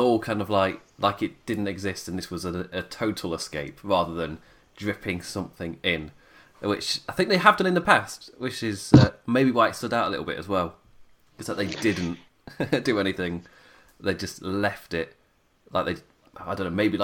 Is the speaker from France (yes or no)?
no; England, United Kingdom; I am an Englishman